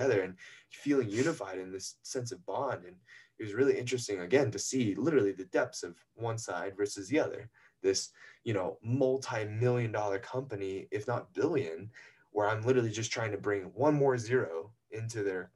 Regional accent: North Carolina, United States; moved away as an adult; I was born first generation in North Carolina

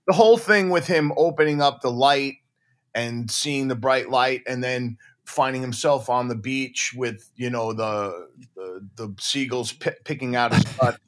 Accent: Deer Park, New York, United States; my hometown in Deer Park, Long Island

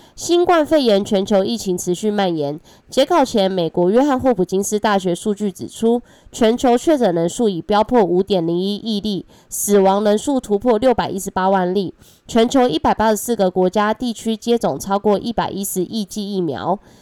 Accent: Taiwan; accent: Taiwanese Mandarin; 我是台湾国语界最正的俏妞

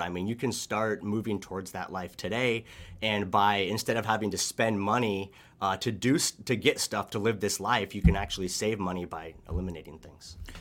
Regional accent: Oregon, United States; growing up in Oregon, I really enjoyed the outdoors and nature

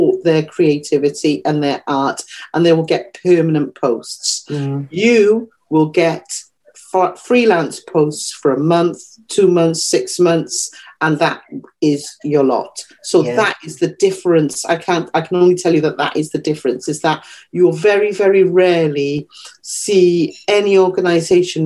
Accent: Wales, United Kingdom; moved away; I am black and I am Welsh. I'm from Wales

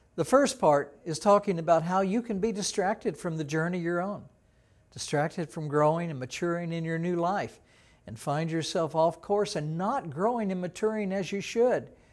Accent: Texas, United States; I was from Texas. We didn't have an ocean in Texas like

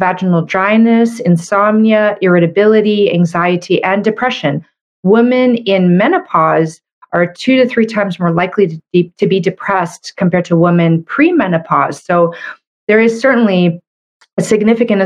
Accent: Canada; I'm a Canadian medical doctor

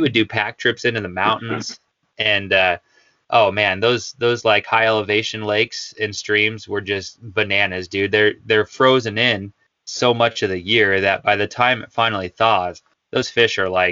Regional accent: Pinedale, Wyoming, United States; growing up in Pinedale

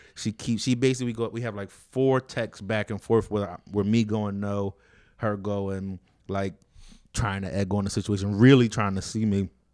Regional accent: United States; I grew up in Renton, which is another like fucked up area, but not it's not North Philly either

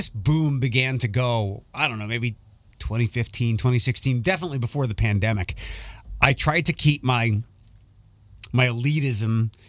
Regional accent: Philadelphia, Pennsylvania, United States; moved away; when I was a kid growing up in Philadelphia, when I went to Temple University

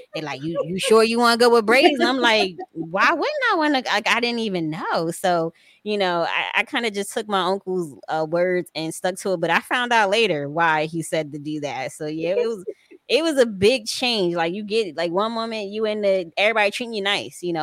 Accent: Paterson, New Jersey, United States; I'm from New Jersey, Paterson, New Jersey.

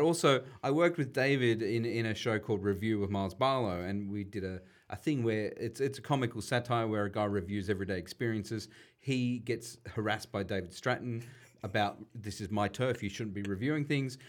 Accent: Sydney, New South Wales, Australia; growing up in Western Sydney

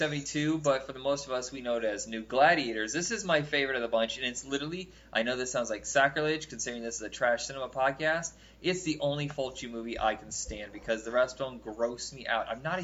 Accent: United States; I'm not Canadian. It's near us. Yeah. I'm from America.

